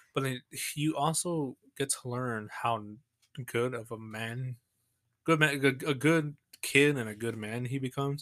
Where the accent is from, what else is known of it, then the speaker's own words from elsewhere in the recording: San Angelo, Texas, United States; accent: Southern; I'm from Texas, from San Angelo